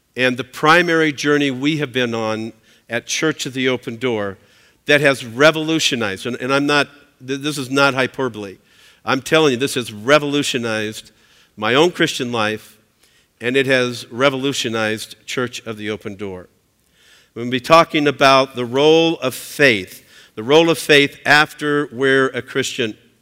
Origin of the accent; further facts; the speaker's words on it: Southern California, United States; I'm, uh, I'm from Southern California